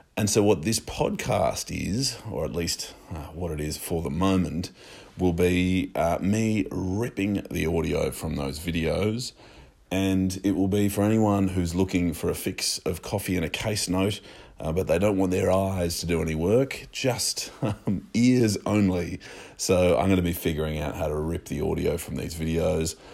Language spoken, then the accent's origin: English; Australia; also born or lived in Sydney; I'm Australian lawyer